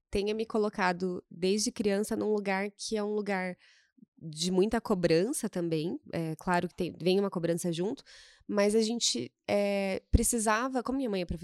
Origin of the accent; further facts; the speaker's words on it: Cascavel, Paraná, Brazil; Eu venho de Cascavel.